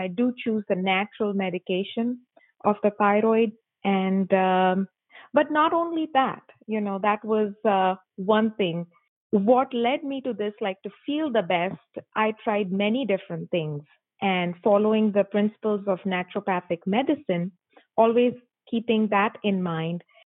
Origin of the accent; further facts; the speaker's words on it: Mumbai, Maharashtra, India; moved away as an adult; I am born and raised in Mumbai, India